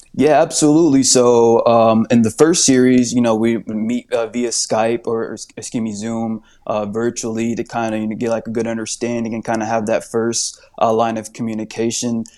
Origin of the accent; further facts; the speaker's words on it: Indianapolis, Indiana, United States; moved away as an adult; now in Phoenix, United States; I'm actually from Indianapolis, Indiana